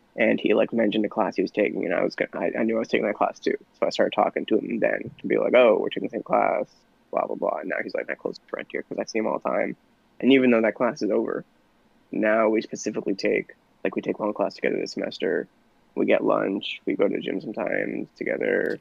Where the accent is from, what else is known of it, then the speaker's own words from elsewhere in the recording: Connecticut, United States; also born or lived in Indiana; we're all from Connecticut